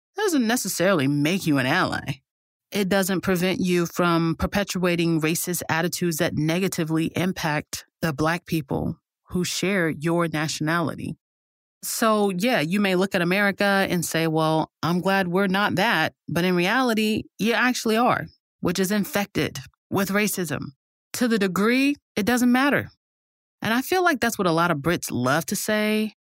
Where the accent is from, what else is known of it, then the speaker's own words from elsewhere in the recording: United States; as an American